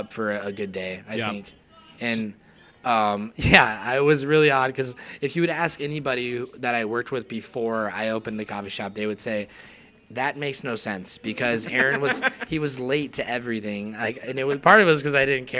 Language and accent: English; Phoenix, Arizona, United States; I was born and raised in Phoenix